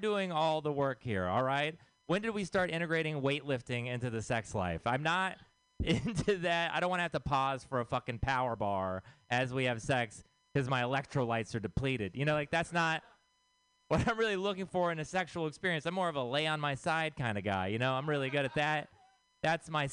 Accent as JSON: {"language": "English", "region": "Texas", "country": "United States", "moved": "yes", "said": "I am from Texas"}